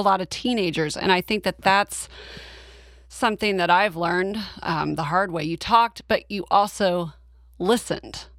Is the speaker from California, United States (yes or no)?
no; Oklahoma, United States; I'm from Oklahoma.